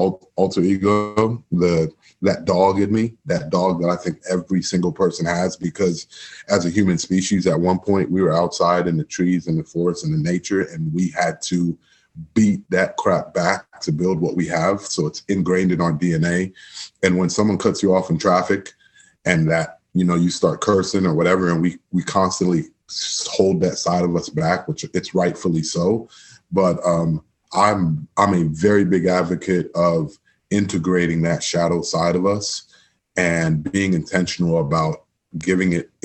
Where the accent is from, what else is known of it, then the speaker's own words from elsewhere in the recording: Miami, Florida, United States; moved away; born and raised in Miami, Florida, my mom's from Trinidad and my dad's from Guyana